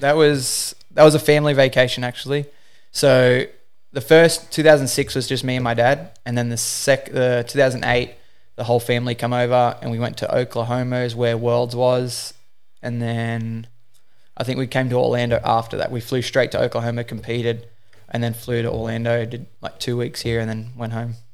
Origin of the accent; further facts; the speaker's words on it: Newcastle, New South Wales, Australia; I'm from Newcastle, Australia. I started wakeboarding in two thousand five. I was eight years old